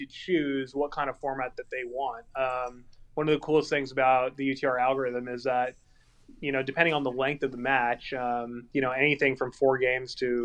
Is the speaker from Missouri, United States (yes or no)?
no; Calabasas, California, United States; also born or lived in Encino, California; I'm from Calabasas, California